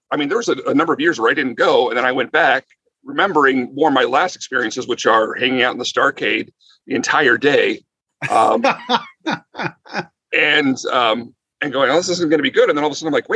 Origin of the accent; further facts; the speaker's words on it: Bakersfield, California, United States; I grew up in Bakersfield